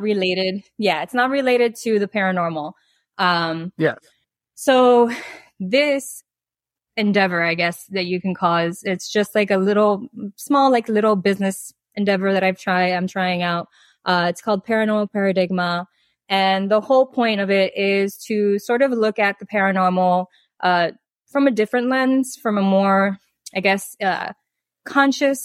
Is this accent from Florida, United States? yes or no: yes; Miami, Florida, United States; moved away as an adult; also born or lived in Dominican Republic; I was born and raised in Miami, Florida